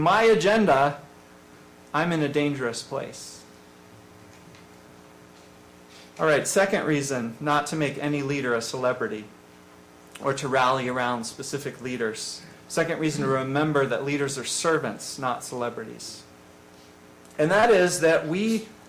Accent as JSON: {"language": "English", "area": "farm country near Scranton", "region": "Pennsylvania", "country": "United States", "tie": "born or raised there", "moved": "yes", "lives_now": "Westchester County, United States", "said": "the country, in farm country, and about 30 minutes from us was Scranton, the closest decent-sized city"}